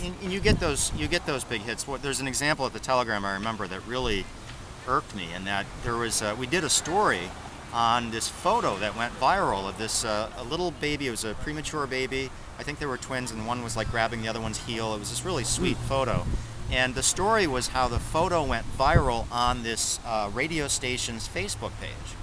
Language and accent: English; Worcester, Massachusetts, United States; I'm from the Worcester area.